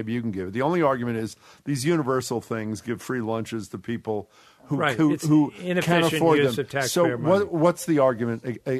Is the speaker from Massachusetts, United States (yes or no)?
yes; Cambridge, Massachusetts, United States; My hometown of Cambridge.